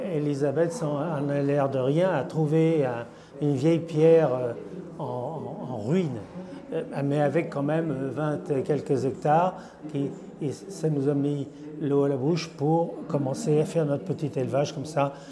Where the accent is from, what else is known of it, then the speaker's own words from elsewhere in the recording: France; en tant que Français